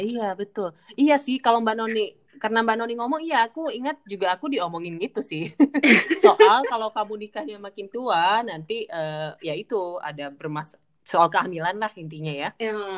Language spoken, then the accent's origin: Indonesian; Pontianak, West Kalimantan, Indonesia; moved away as an adult; aku kan dulu dari Pontianak aku sempat eh, kuliah di luar kota